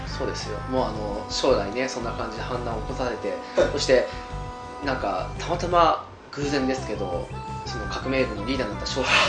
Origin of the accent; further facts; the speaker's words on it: Hokkaido, Japan; 我々はほら道民